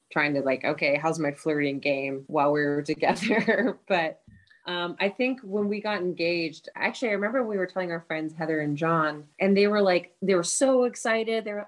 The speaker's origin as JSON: {"language": "English", "town": "Seattle", "region": "Washington", "country": "United States", "moved": "yes", "lives_now": "Glendale, United States", "said": "I'm from Seattle"}